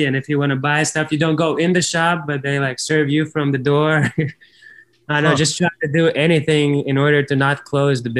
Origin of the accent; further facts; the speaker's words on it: Ventspils, Latvia; English is a second language; in my hometown in Ventspils in Latvia.